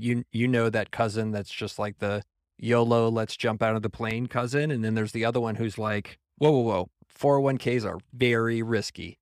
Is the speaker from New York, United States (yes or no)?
no; San Antonio, Texas, United States; moved away as an adult; also born or lived in San Francisco Bay Area; I was from San Antonio